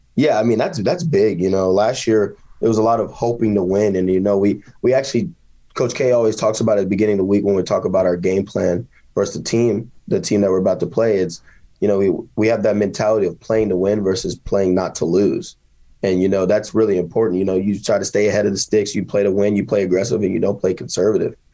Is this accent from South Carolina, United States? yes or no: no; Kansas, United States; my hometown